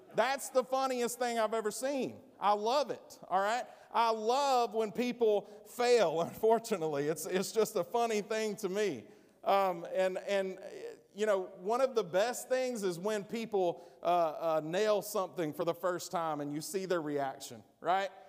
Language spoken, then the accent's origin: English; United States; I'm an American